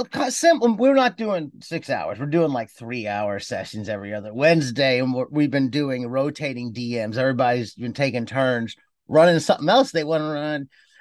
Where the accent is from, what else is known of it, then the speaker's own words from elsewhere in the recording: Cleveland, Ohio, United States; I grew up in Cleveland and I'd go around and we had little tiny lawns and get $3